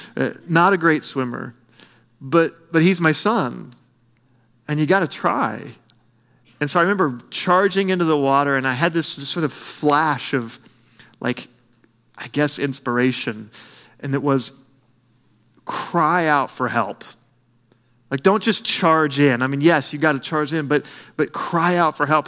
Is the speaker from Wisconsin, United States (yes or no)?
no; Oklahoma, United States; I grew up swimming in Melbourne Lake